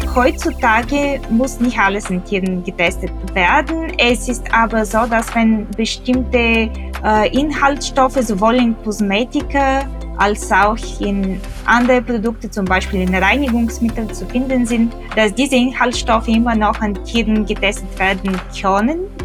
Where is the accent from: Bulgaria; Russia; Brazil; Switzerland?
Bulgaria; now in Germany; ich komme ursprünglich aus Bulgarien